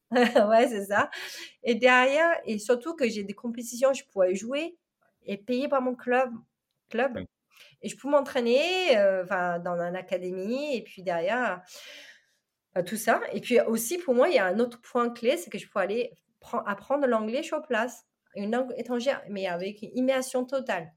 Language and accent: French; China; born or raised there; French is a second language; moved away as an adult; now in France